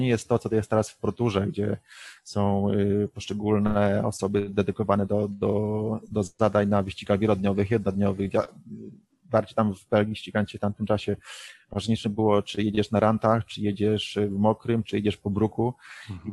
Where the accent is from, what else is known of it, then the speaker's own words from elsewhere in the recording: Poland; moved away as an adult; przyjechaliśmy z Polski